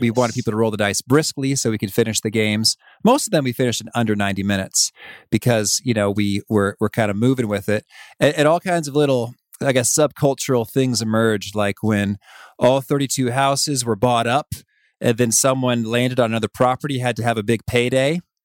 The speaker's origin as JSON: {"language": "English", "town": "Danville", "region": "Illinois", "country": "United States", "tie": "born or raised there", "lives_now": "Chicago, United States", "said": "I grew up in Danville, Illinois, about three hours away, uh, but I've spent almost my whole life in Illinois"}